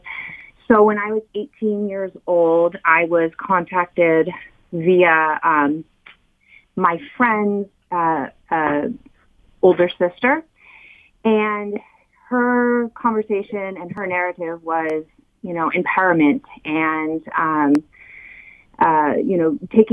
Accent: California, United States; also born or lived in Southeast Michigan; now in Michigan, United States; I'm not originally from Southeast Michigan. I'm actually from California.

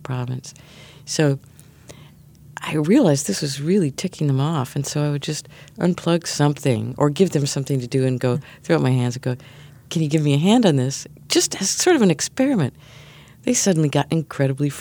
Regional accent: near Chicago, Illinois, United States; now in New York, United States; I grew up near Chicago and then moved to New York

